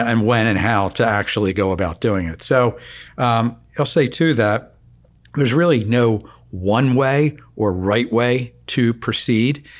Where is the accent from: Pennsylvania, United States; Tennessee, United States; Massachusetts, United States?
Pennsylvania, United States; Philadelphia; growing up in Philadelphia in the, oh, I guess, you know, mid, late seventies, early eighties